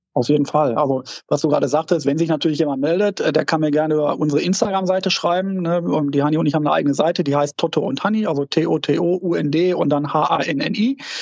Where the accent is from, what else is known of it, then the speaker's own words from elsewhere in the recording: Dortmund, North Rhine-Westphalia, Germany; wir kommen zwar aus Dortmund